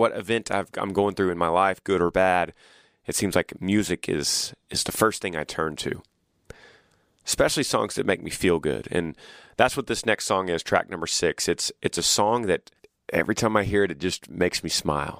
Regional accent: Texas, United States; We saw the strength of my home state

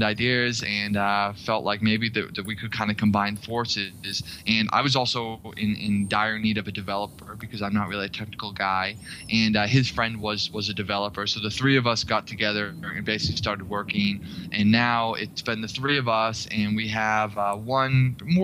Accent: Boston, Massachusetts, United States; moved away as an adult; also born or lived in Washington, D.C.; I'm originally from Boston

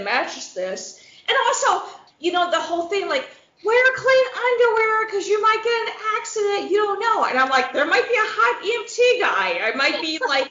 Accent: Midwest, United States; accent: flat Midwestern; us in the Midwest

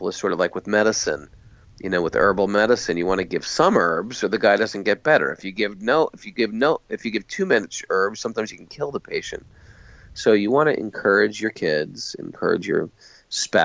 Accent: United States; being born in America

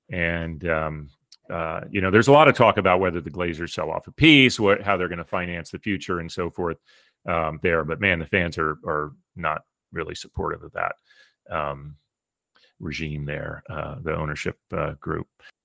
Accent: Pennsylvania, United States; I grew up in Pennsylvania, by the way.

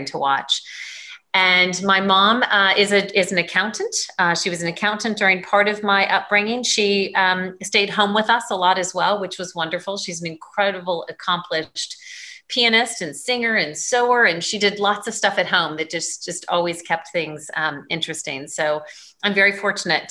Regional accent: Douglas County, Colorado, United States; moved away as an adult; also born or lived in Denver, Colorado / Los Angeles / Dallas; now in Connecticut, United States; I was born in Denver, but raised in Douglas County

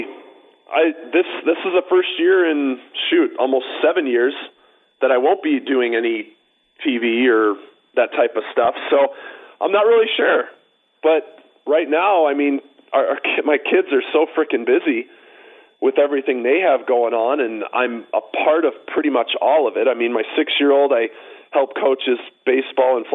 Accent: Chicago, Illinois, United States; moved away as an adult; now in Scottsdale, United States; I grew up right near Cal City.

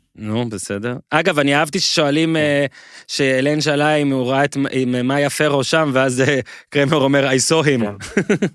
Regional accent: Israel

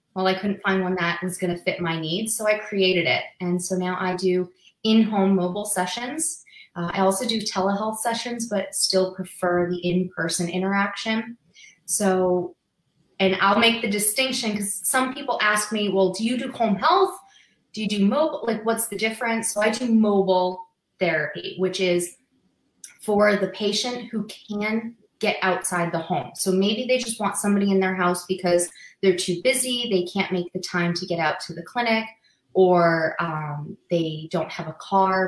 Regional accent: Massachusetts, United States; moved away as an adult; now in Las Vegas, United States; I'm originally from Massachusetts

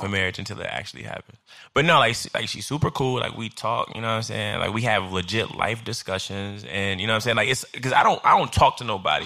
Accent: Chicago, Illinois, United States; now in New York, United States; I'm from Chicago, uh, Illinois, South Side

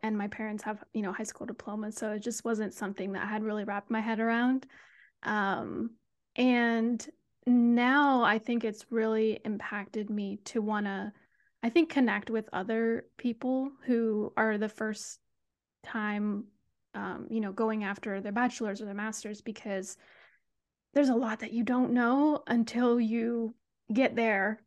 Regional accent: Sacramento, California, United States; moved away as an adult; also born or lived in Berkeley, California; now in San Diego, United States; I'm from the Sacramento area, um, grew up a Kings fan

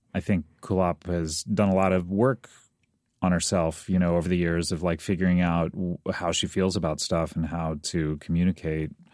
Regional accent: Orange County, California, United States; I grew up in Orange County, uh, California

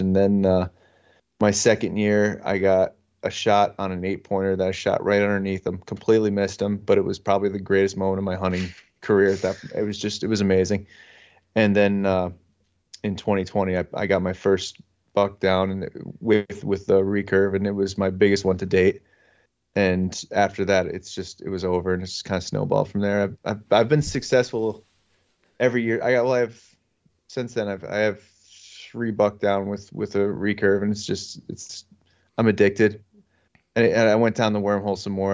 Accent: northeastern Pennsylvania, United States; I'm from northeastern Pennsylvania. Everybody knows where Scranton is. I'm not, not far from there.

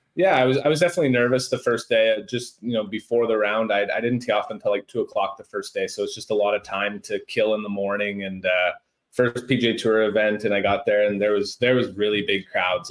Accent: Stony Mountain, Manitoba, Canada; growing up in Stony Mountain and playing at the Toulon Golf and Country Club

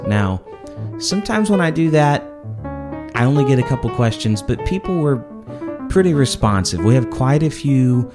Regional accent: Indianapolis, Indiana, United States; also born or lived in Winfield, Illinois; now in Jonesboro, Georgia, United States; I was born in Illinois, in Winfield, Illinois, near Chicago. So for me, snow was extremely inconvenient. And then my family moved to Indianapolis, Indiana, when I was 9.

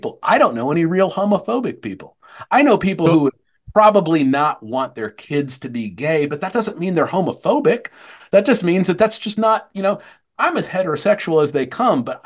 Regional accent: Tempe, Arizona, United States; I grew up in Tempe, Arizona.

